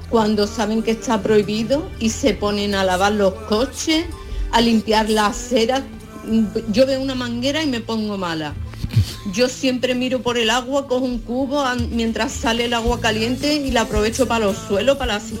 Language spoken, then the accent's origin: Spanish; Andalusia, Spain; españoles y los andaluces en particular somos muy conscientes del, del valor del agua